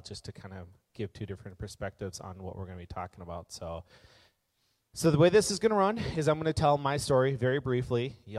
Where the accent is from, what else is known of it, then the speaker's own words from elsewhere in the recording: Minneapolis, Minnesota, United States; I grew up in Minneapolis. I'm 36 right now. Grew up in Minneapolis, went to a Christian, that's the word I'm looking for. Went to a Christian private school growing up.